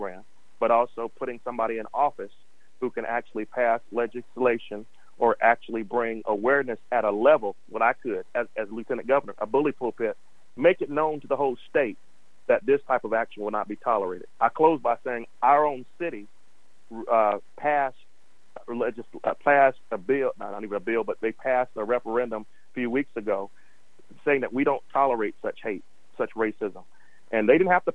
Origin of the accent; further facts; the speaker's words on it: South Carolina, United States; in South Carolina, my home state